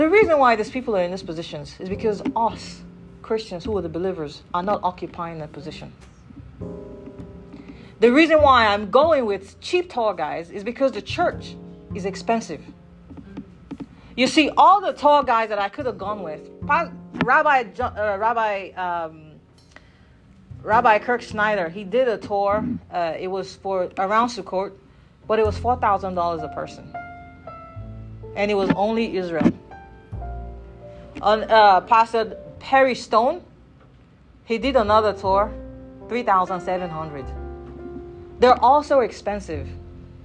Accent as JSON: {"language": "English", "country": "Nigeria", "moved": "yes", "said": "I come from Nigeria."}